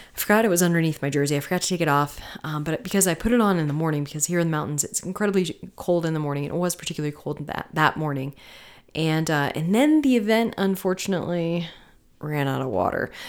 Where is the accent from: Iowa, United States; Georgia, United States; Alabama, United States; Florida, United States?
Florida, United States; Tampa; now in Colorado, United States; I'm from Florida. I'm from Tampa, you know, mid, mid central Florida and, uh, West Coast